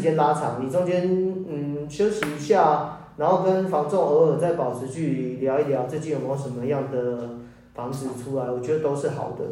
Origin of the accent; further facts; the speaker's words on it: Keelung, Taiwan; moved away as an adult; also born or lived in Taipei / Zhonghe, New Taipei; now in New Taipei, Taiwan; 我老家是在基隆，啊，因为上班之后，上班之后就都在台北